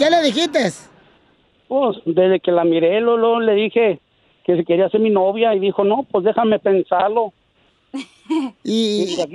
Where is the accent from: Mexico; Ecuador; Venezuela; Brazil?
Mexico; Jalisco; los de Jalisco así somos.